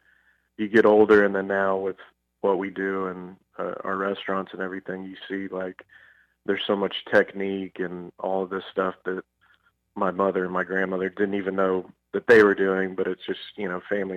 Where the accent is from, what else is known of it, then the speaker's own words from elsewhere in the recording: Fort Worth, Texas, United States; I'm from Fort Worth, Texas, you know, born and raised. Obviously, we still live here now